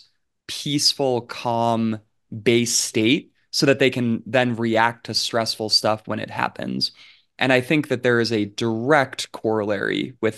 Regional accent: New York, United States; born there; they lived in New York for like I was born in New York.

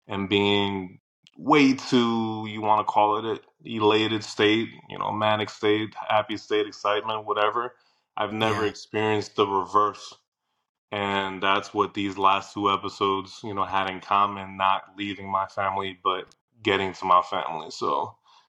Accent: New Jersey, United States; moved away as an adult; I went back home. I'm born and bred in Jersey

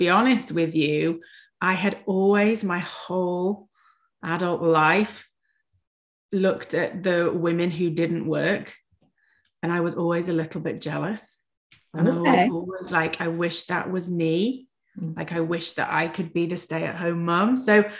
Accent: Yorkshire and the Humber, United Kingdom; moved away as an adult; now in United States; I am originally from England. I'm from Yorkshire in England, and I moved to the United States coming up for 6 years ago now.

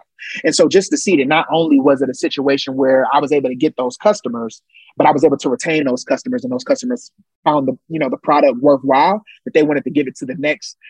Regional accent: Ohio, United States; I'm from Ohio

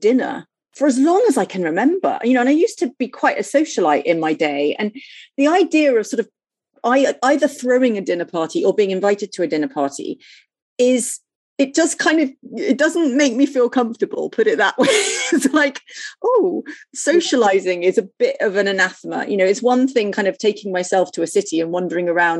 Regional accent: Bournemouth, South West England, United Kingdom; I was brought up in Bournemouth and I didn't really leave England.

